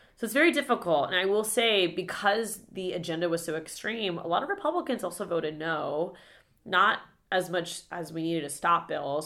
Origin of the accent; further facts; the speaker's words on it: Florida, United States; growing up in Florida